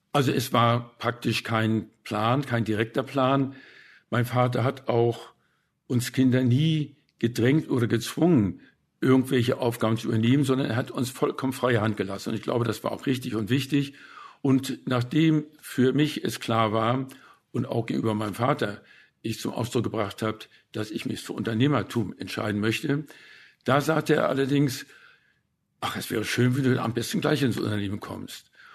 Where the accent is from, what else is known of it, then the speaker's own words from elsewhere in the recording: Hamburg, Germany; also born or lived in West Prussia / Bad Segeberg; Denn wir sind ja als Flüchtlinge von Westpreußen gekommen. Zuerst nach Bad Segeberg, wo wir zwangseinquartiert wurden in einer Villa mit anderen Flüchtlingen. Und dann sind wir nach Hamburg weitergezogen